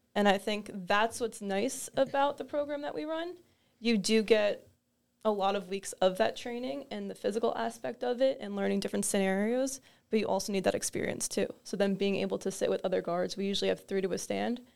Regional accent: Toms River, New Jersey, United States; I grew up in Tom's River, so very local to the area

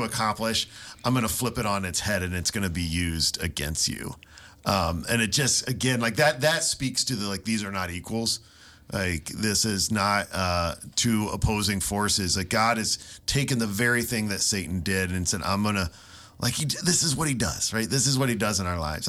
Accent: Ohio, United States; little town I grew up in in Ohio

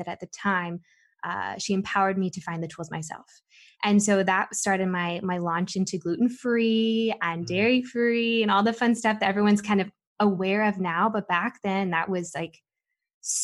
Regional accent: Southern California, United States; I grew up in Southern California

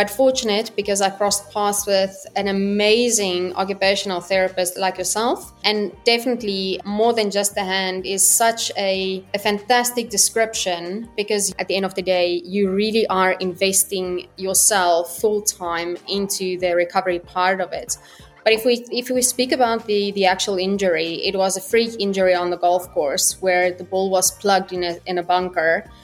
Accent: South Africa; moved away as an adult; also born or lived in Stellenbosch, South Africa / Dubai, United Arab Emirates; I am South African

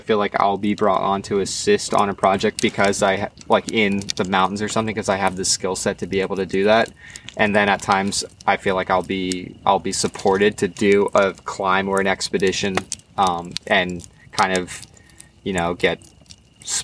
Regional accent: Lancaster, Pennsylvania, United States; also born or lived in Morro Bay, California; now in San Luis Obispo, United States; I was raised, born and raised in Pennsylvania in a zone called Lancaster

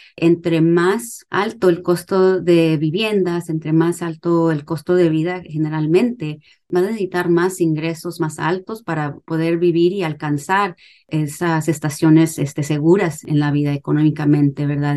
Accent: Brownsville, Texas, United States; now in Austin, United States; originalmente soy de Brownsville y Brownsville está al cruzar a ah, Matamoros, Tamaulipas

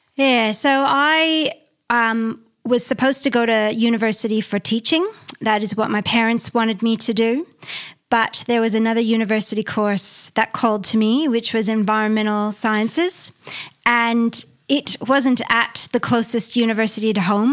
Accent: near Niagara Falls, Ontario, Canada; moved away as an adult; I grew up in Canada near Niagara Falls, it's very urban

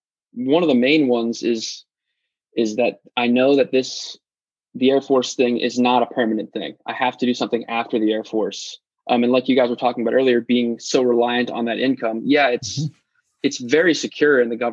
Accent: Cincinnati, Ohio, United States; now in Dayton, United States; about 40 minutes north of where I grew up in Cincinnati

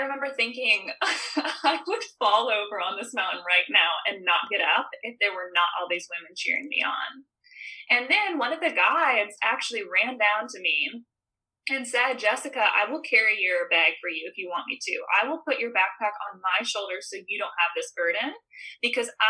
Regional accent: Midwest, United States; growing up in the Midwest

